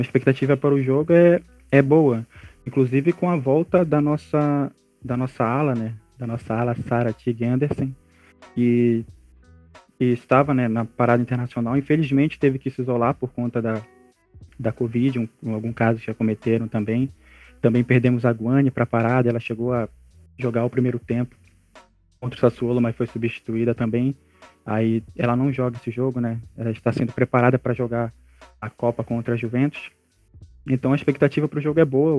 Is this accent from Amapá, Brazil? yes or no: yes; Amapá, Brazil; sou do estado do Amapá, do Norte